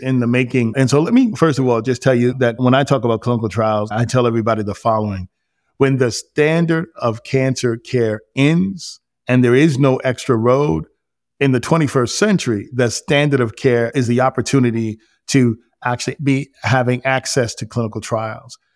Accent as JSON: {"language": "English", "region": "New York", "country": "United States", "tie": "born or raised there", "moved": "yes", "said": "I grew up in New York to a teen mob"}